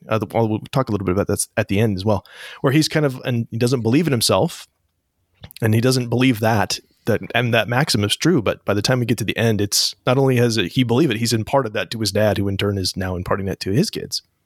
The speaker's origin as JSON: {"language": "English", "region": "Northern California", "country": "United States", "said": "I'm from Northern California"}